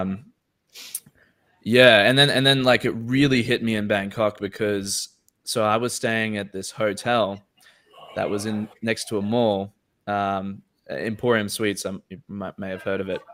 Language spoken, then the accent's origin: English; Australia; me as an Australian citizen